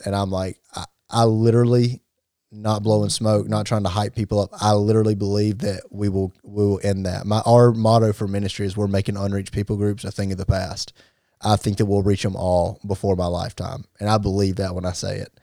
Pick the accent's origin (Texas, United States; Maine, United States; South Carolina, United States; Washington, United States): South Carolina, United States; Gaffney; we come from Gaffney